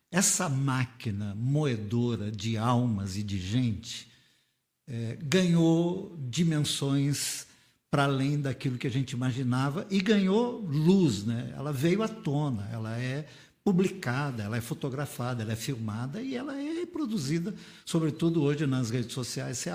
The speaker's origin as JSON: {"language": "Portuguese", "area": "Vila Zatt", "region": "São Paulo", "country": "Brazil", "tie": "born or raised there", "said": "nessa igreja onde eu fui criado havia um estatuto. Igreja Batista de Vila Zate."}